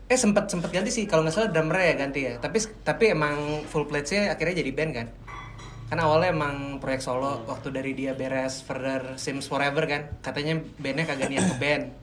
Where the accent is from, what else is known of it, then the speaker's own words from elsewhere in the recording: Pamulang, Banten, Indonesia; karena gue besar dan tumbuh di Pamulang